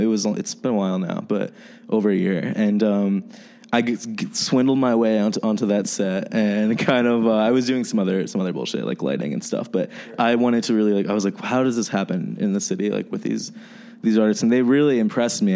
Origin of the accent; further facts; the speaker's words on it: New Jersey, United States; moved away as an adult; now in Chicago, United States; I'm from New Jersey. I'm from the East Coast, but um, I've been in Chicago for uh, about like three years now